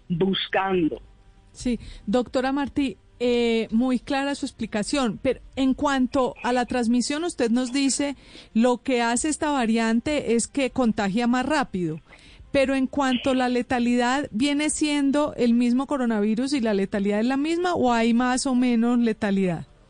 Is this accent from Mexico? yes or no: no; Colombia